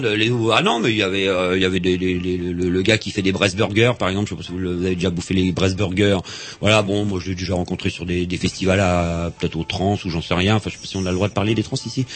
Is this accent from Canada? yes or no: no; Vannes, Brittany, France; now in Rennes, France; comme je suis né à Vannes et on habite à, à Rennes depuis, euh, trente ans